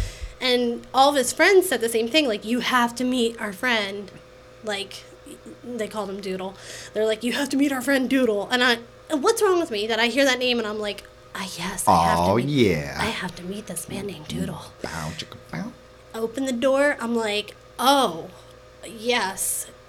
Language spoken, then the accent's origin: English; Hammonton, New Jersey, United States; also born or lived in Marlton; I grew up in Hammonton, so Marlton was like the land of dreams to me.